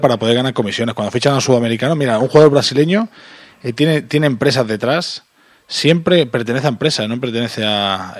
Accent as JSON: {"language": "Spanish", "town": "Terrassa", "region": "Catalonia", "country": "Spain", "said": "Yo soy de Tarrasa"}